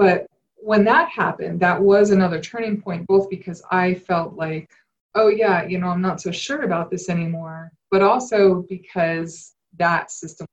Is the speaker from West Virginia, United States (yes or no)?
no; Connecticut, United States; I grew up in Connecticut, in a pretty wealthy part of Connecticut